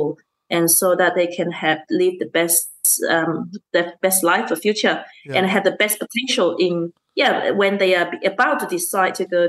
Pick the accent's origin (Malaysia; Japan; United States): Malaysia; now in Australia; I grew up in Malaysia.